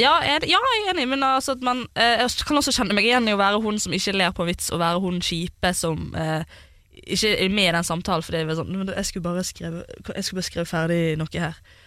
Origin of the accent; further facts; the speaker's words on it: Bergen, Vestland, Norway; moved away; jeg var hjemme i Bergen